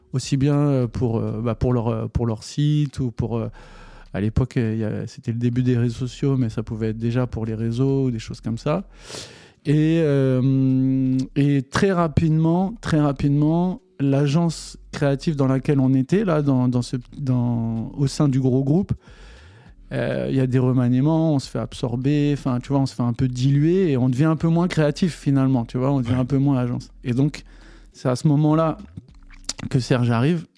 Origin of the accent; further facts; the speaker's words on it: Paris, Île-de-France, France; also born or lived in New York; je suis un vrai Parisien